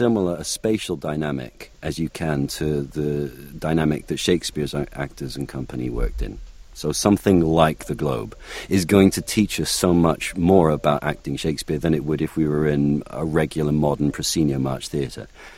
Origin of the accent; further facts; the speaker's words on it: North Wales, United Kingdom; accent: North Welsh; moved away; And I said, "I'm from North Wales." And she said, "Can you do a North Welsh accent?" I said, "Yes, of course. Whenever I go home, I start talking a bit like this, you know."